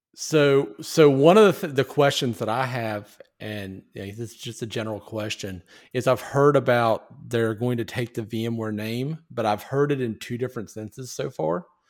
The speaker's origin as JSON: {"language": "English", "country": "United States", "said": "as an American, I am proud to be an American"}